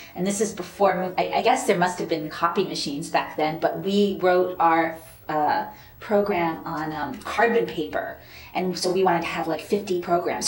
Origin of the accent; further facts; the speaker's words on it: Poughkeepsie, New York, United States; moved away as an adult; also born or lived in Rhinebeck, New York / Spain; I was born in Rhinebeck, New York, and I grew up in the Hudson Valley, primarily in um, the suburbs of Poughkeepsie.